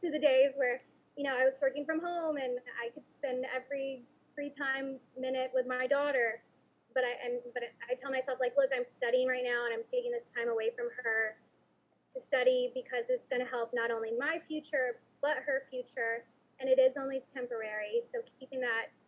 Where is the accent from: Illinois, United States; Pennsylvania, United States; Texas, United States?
Texas, United States; San Antonio; here in my hometown